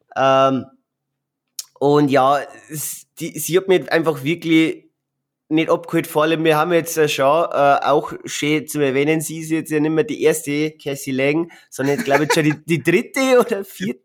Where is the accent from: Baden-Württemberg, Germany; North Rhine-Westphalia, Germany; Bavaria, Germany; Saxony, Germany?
Bavaria, Germany; bei uns in Bayern